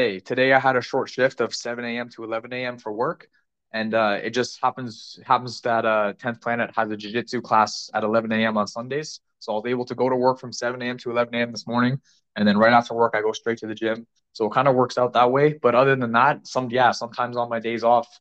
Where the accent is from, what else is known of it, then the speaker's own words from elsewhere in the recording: Ajax, Ontario, Canada; that's my hometown, is Ajax, Ontario